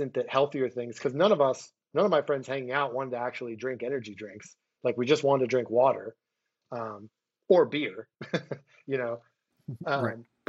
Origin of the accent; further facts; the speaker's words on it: Philadelphia, Pennsylvania, United States; moved away; I moved back to my hometown of Philadelphia